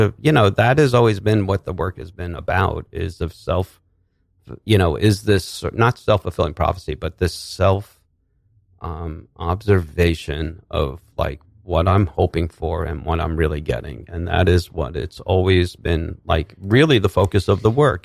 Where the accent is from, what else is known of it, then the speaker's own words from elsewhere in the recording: New Rochelle, New York, United States; also born or lived in Manhattan, New York; I grew up, I was born in Manhattan. We grew up, I grew up in Westchester, in New Rochelle.